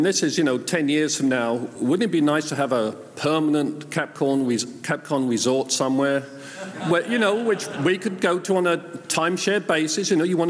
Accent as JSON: {"language": "English", "region": "Ohio", "country": "United States", "said": "I'm from Ohio. I haven't met a single person from Ohio"}